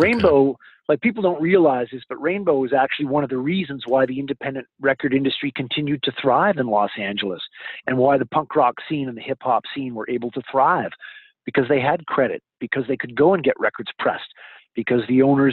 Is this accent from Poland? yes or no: no; Vancouver, British Columbia, Canada; growing up in Vancouver, British Columbia